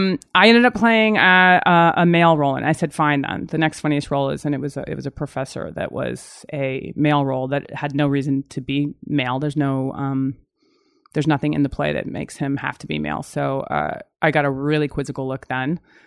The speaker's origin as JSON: {"language": "English", "region": "Virginia", "country": "United States", "said": "go back to like I'm from Virginia and I go there"}